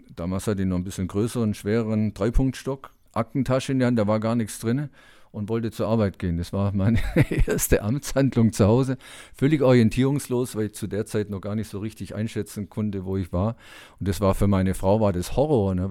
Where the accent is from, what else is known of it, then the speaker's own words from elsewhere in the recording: Dortmund, North Rhine-Westphalia, Germany; bei uns in Dortmund